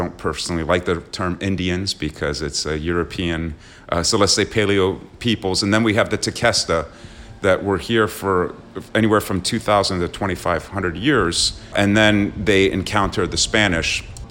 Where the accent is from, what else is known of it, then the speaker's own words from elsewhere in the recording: Slough, South East England, United Kingdom; born there; also born or lived in London / Long Island / Paris; So I was born in Slough, outside of London in the UK.